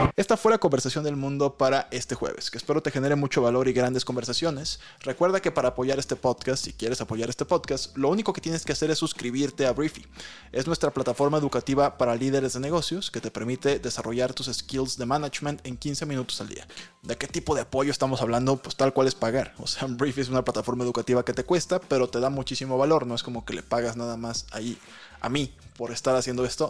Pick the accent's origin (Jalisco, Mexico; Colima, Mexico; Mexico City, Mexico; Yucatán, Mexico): Colima, Mexico; Yo nací en Colima.